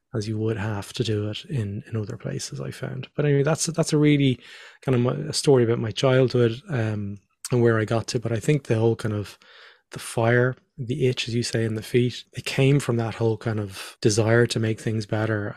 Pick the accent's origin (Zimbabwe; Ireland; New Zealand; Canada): Ireland; Dublin, Leinster; also born or lived in Northern Ireland / Australia; we moved down to Dublin